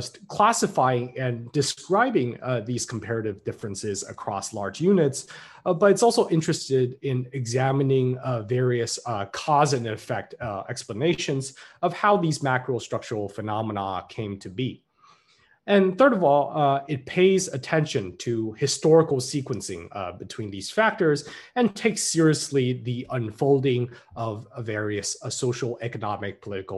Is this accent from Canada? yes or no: no; Taiwan; we are from Taiwan